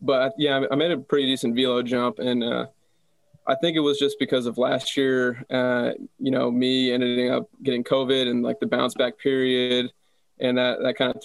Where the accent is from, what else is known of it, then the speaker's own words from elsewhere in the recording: Texas, United States; also born or lived in Tucson, Arizona; I was pretty much born and raised in Texas